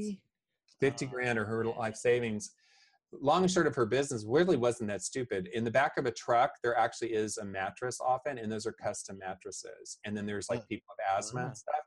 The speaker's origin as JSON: {"language": "English", "region": "Oklahoma", "country": "United States", "tie": "born or raised there", "said": "I grew up in Oklahoma"}